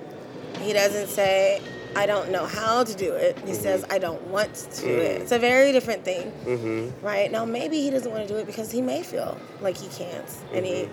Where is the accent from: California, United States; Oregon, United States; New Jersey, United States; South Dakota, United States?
California, United States; Los Angeles; I'm from Los Angeles, California, and I'm actually here in my hometown